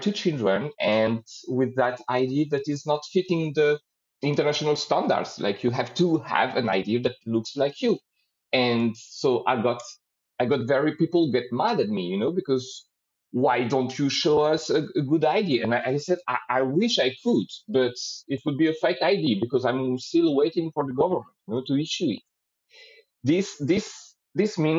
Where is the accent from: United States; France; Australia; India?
France; moved away as an adult; now in Slovenia; I was born in France. And at 25, I went in Slovenia and I stayed here